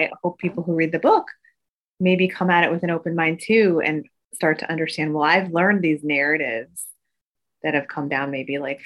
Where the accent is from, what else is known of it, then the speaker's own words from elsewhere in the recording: Midwest, United States; as an Asian American growing up in the Midwest